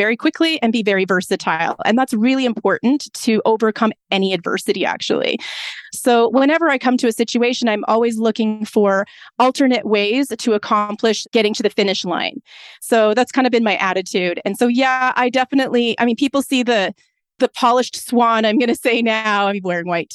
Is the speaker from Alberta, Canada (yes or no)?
yes; Lethbridge, Alberta, Canada; I'm from the Lethbridge area. I was born in Lethbridge, Alberta.